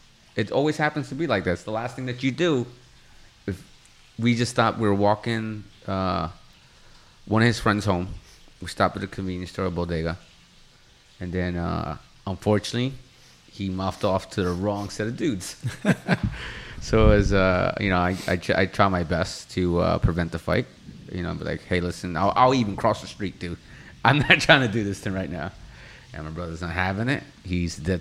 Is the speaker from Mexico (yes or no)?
yes; Mexico; English is a second language; I'm Mexican. English was not my native tongue.